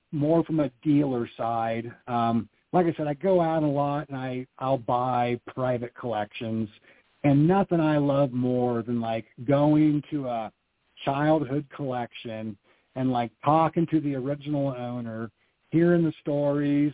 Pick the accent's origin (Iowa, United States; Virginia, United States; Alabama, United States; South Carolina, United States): Iowa, United States; growing up in Iowa